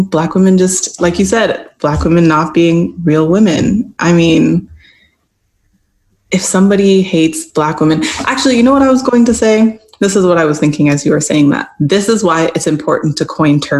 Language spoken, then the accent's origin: English; Canada; moved away as an adult; now in United States; I'm a lighter skinned Black woman, and I grew up in Canada